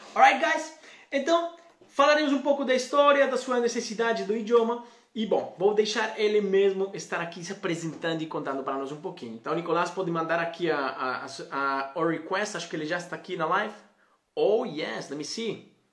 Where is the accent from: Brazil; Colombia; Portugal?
Colombia; Portuguese is a second language; moved away; somos dois colombianos